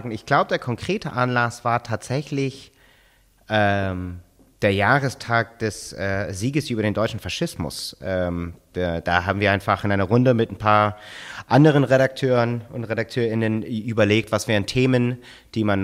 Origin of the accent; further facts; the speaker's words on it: United States; ich meine, ich bin in den Vereinigten Staaten aufgewachsen.